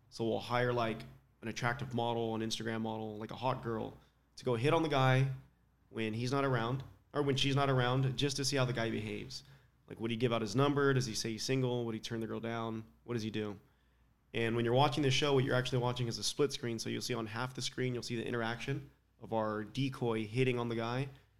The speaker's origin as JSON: {"language": "English", "town": "Palm Springs", "region": "California", "country": "United States", "said": "Palm Springs, so I'm California."}